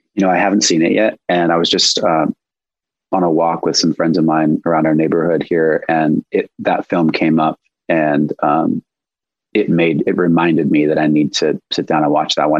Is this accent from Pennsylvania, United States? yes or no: no; Los Angeles, California, United States; I grew up here in Los Angeles, but I grew up kind of like in a more rural part of LA in the Santa Monica Mountains